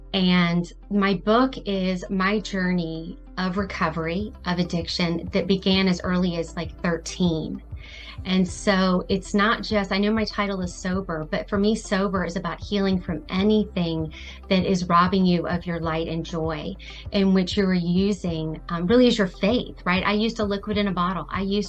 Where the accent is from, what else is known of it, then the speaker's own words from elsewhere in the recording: Palm Harbor, Florida, United States; I do have some stores in my hometown in Palm Harbor, Dunedin, as well as in South Carolina on the coast